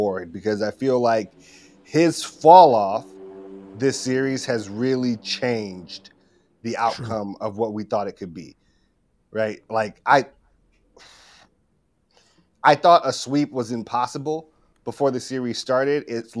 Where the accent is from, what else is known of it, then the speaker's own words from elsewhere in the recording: Chicago, Illinois, United States; moved away as an adult; now in Dallas, United States; I am from Chicago originally, born, raised, moved down to Dallas, been in Dallas for like almost a decade at this point